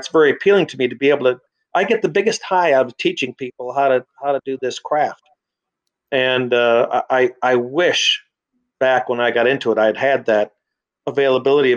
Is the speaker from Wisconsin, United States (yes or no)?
yes; Madison, Wisconsin, United States; moved away as an adult; also born or lived in Baltimore, Maryland; I came back here to where I grew up here in Madison, Wisconsin